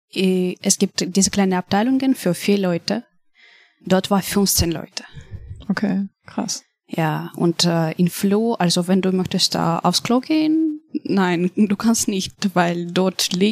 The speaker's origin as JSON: {"language": "German", "town": "Kharkiv", "region": "Kharkiv Oblast", "country": "Ukraine", "tie": "born or raised there", "second_language": "German", "moved": "yes", "said": "Wir haben Tickets gebucht für einen Bus aus Kharkiv meine Heimatstadt, mhm. nach ähm, Krakow, also nach Polen."}